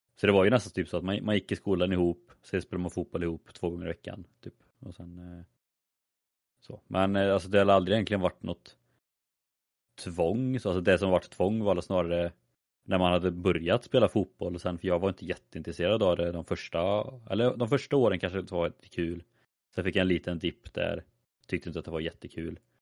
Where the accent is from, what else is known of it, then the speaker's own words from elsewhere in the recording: a small village outside Skövde, Västra Götaland, Sweden; där jag är ifrån, det var ju man gick i skolan på dagen, man spelade fotboll på kvällen. Alltså, det var ju så det som fanns att göra. Eh, I en liten by där utanför Skövde.